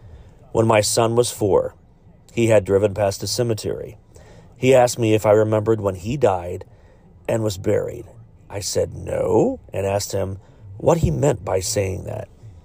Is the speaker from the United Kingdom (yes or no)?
yes; United Kingdom; born there; Now, I was born in the United Kingdom in 1996.